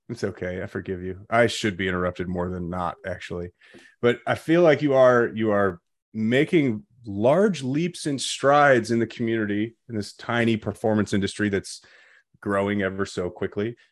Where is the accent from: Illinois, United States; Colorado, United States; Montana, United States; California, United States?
Illinois, United States; Chicago suburbs; moved away; I grew up in the Chicago suburbs